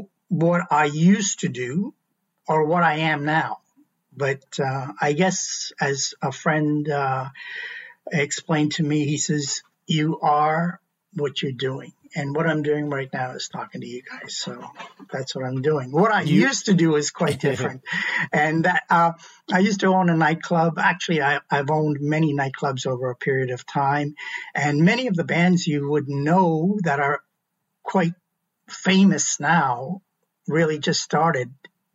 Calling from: Ottawa, Ontario, Canada; I'm calling in from Ottawa.

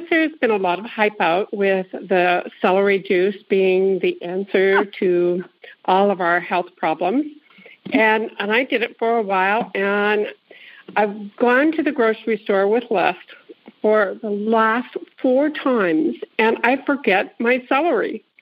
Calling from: California, United States; Um, I'm calling from the Bay Area in California.

